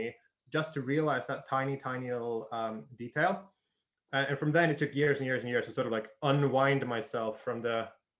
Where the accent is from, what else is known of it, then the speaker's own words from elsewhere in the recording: Sweden; moved away as an adult; also born or lived in United Kingdom / Costa Rica / Australia / Argentina; I grew up in Sweden